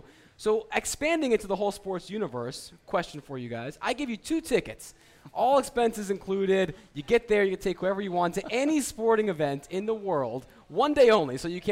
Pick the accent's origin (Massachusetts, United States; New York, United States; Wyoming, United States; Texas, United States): New York, United States; New York area, United States; moved away; say I grew up in the New York area.